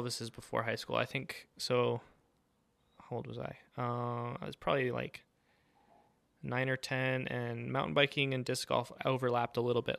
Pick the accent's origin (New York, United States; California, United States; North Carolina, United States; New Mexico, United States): New Mexico, United States; Santa Fe; I was born and raised in, in Santa Fe, New Mexico